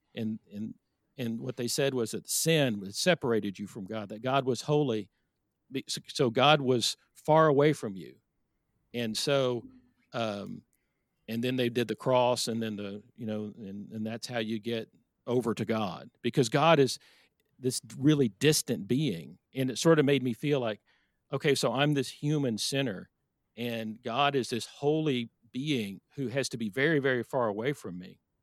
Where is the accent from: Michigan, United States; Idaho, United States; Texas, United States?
Texas, United States; Irving; I grew up in Irving, Texas